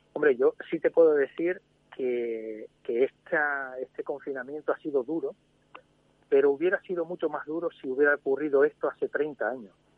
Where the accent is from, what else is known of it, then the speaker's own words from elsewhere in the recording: Spain; como español